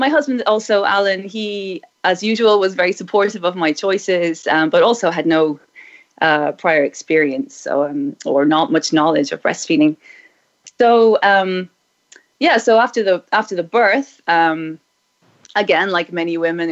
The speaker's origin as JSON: {"language": "English", "country": "Ireland", "tie": "born or raised there", "said": "I was raised in Ireland in the 1970s and 80s"}